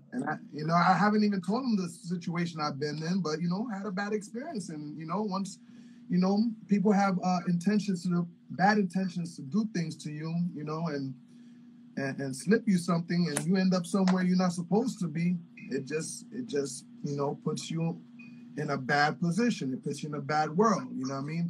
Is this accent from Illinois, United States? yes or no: no; New York City, New York, United States; now in Miami, United States; Raised and born in St. Luke's Hospital